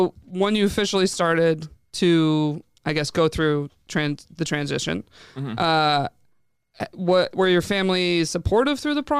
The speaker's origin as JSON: {"language": "English", "town": "Binghamton", "region": "New York", "country": "United States", "said": "I'm from Binghamton, similar town."}